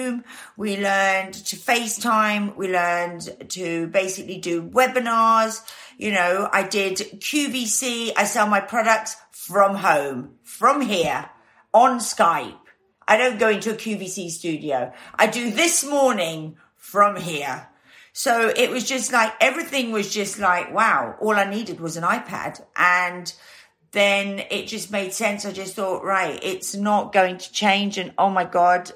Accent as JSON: {"language": "English", "town": "Stellenbosch", "region": "Western Cape", "country": "South Africa", "tie": "born or raised there", "also_born_or_lived": "Guernsey", "said": "I moved to South Africa, and I lived on a wine farm outside Stellenbosch"}